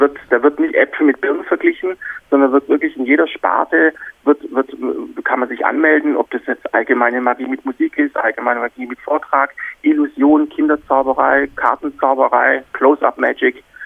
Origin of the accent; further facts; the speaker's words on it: Black Forest, Baden-Württemberg, Germany; ich bin in Deutschland aufgewachsen. Also bin im, im Schwarzwald geboren